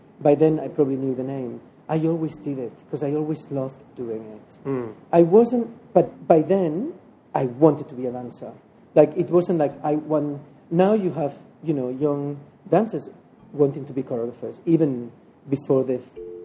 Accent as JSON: {"language": "English", "town": "La Garriga", "region": "Catalonia", "country": "Spain", "moved": "yes", "said": "I'm from La Garriga. I am not from Barcelona"}